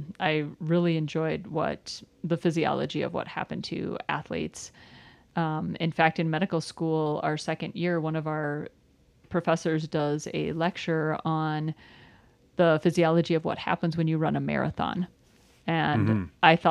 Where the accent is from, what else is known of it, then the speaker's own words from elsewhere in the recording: south of the Twin Cities, Minnesota, United States; now in Parker, United States; I grew up in Minnesota near the Twin Cities, just south of the Twin Cities